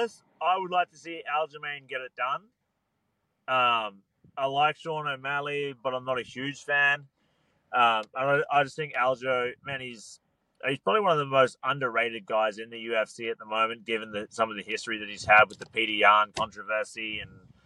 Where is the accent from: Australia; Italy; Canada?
Australia; It was my hometown.